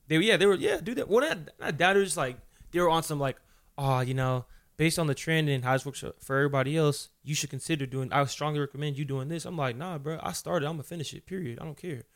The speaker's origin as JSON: {"language": "English", "town": "Fontana", "region": "California", "country": "United States", "tie": "born or raised there", "also_born_or_lived": "Los Angeles, California", "said": "From, uh, Southern California, born in the L A. Uh, but I'm really from Fontana, California"}